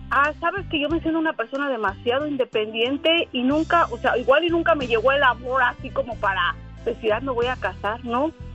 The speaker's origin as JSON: {"language": "Spanish", "region": "Mexico City", "country": "Mexico", "tie": "born or raised there", "moved": "yes", "lives_now": "San Francisco, United States", "said": "Soy originaria de la Ciudad de México, pero radico aquí en San Francisco, California"}